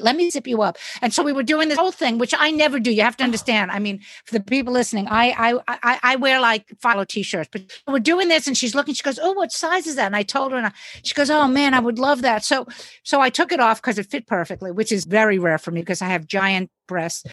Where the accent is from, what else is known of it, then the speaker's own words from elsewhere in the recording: New York City, New York, United States; I live in New York City